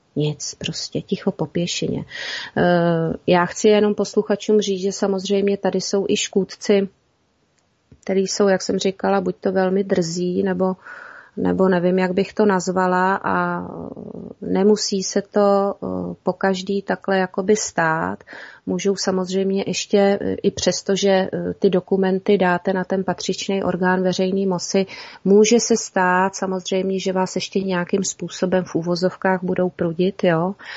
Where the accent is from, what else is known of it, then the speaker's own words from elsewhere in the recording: Czechia; jsme my Češi